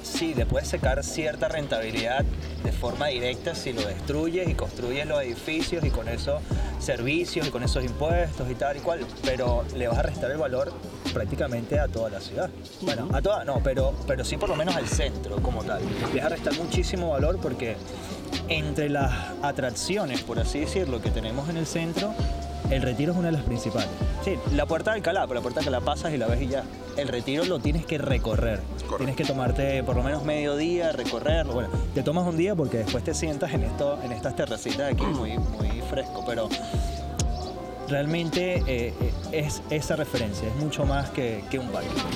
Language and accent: Spanish; Caracas, Capital District, Venezuela; now in Madrid, Spain; Los que somos de Caracas conocemos el Parque del Este